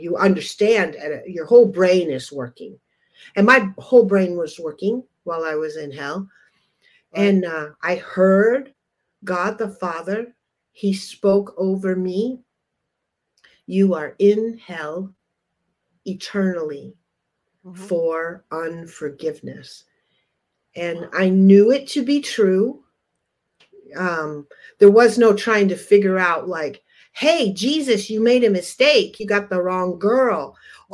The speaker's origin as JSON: {"language": "English", "region": "Upper Michigan", "country": "United States", "moved": "yes", "said": "we're from Upper Michigan originally"}